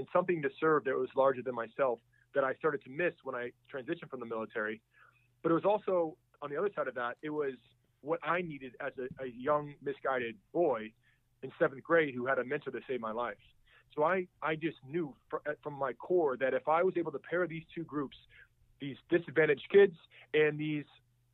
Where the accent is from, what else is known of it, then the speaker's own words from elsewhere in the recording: United States; when I was growing up in the States